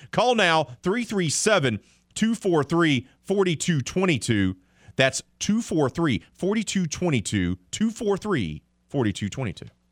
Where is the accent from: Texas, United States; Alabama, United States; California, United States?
Alabama, United States; Mobile; I grew up in Mobile, Alabama